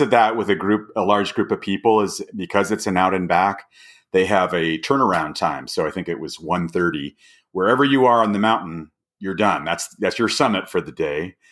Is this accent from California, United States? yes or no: yes; Alhambra, California, United States; moved away as an adult; also born or lived in Midwest / Orange County / Los Angeles; now in Bend, United States; I was born and raised in Southern California for many years, uh, with, uh, probably ten years in the Midwest that I spent